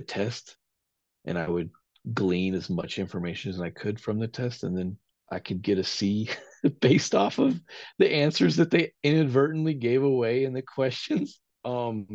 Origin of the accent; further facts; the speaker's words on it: Tahlequah, Oklahoma, United States; I was born in Tahlequah, Oklahoma